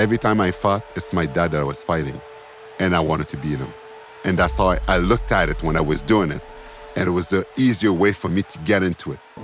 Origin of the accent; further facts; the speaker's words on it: Sorel-Tracy, Quebec, Canada; also born or lived in Montreal; I remember most of my youth in, in Tracy because I was four and on. and we lived there for, like, eleven years.